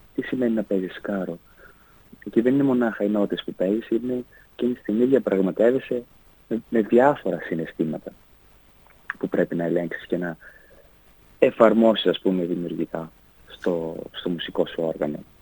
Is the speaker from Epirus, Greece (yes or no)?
yes; Ioannina, Epirus, Greece; also born or lived in Pogoni / Klimatia, Ioannina; μεγάλωσα στα Γιάννα